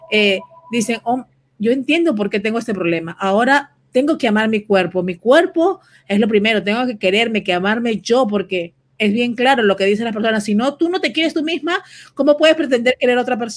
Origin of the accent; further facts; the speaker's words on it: Venezuela; now in United States; Sí, soy venezolana.